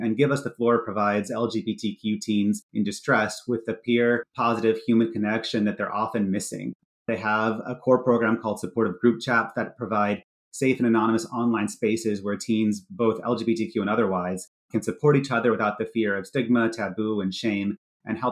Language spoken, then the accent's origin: English; Dallas, Texas, United States; moved away; I grew up in Texas, in Dallas